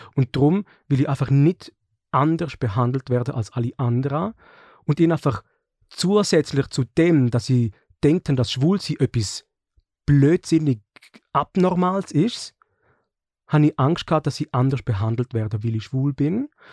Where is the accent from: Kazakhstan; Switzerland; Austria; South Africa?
Switzerland; bei den Schweizer und Schweizerinnen, wo ich aufgewachsen bin